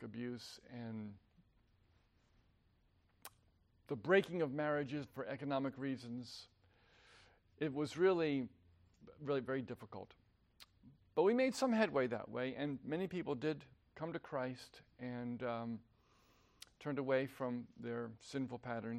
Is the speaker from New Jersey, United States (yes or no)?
yes; New Jersey, United States; moved away as an adult; also born or lived in Vienna, Virginia; I was born and raised in New Jersey